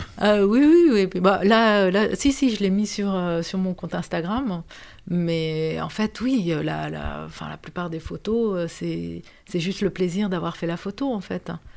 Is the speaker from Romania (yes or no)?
yes; Romania; moved away as an adult; now in France; je suis née en Roumanie. Comme, euh, comme tu le disais, euh, j'ai vécu, euh, jusqu'à mes dix-huit ans en Roumanie